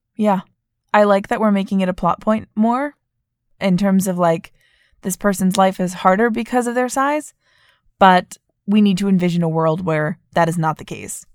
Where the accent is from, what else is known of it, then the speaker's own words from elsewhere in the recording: Vermont, United States; moved away as an adult; I grew up in Vermont and, like, it's very white